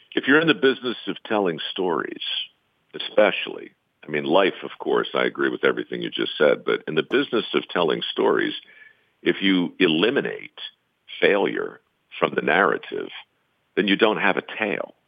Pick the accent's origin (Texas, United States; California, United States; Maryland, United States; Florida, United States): Maryland, United States; Baltimore; I was born in Baltimore, surrounded by tradesmen growing up